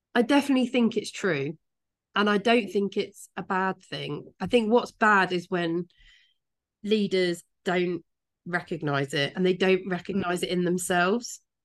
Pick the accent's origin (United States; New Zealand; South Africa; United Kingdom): United Kingdom; Kent, South East England; moved away; I'm from Kent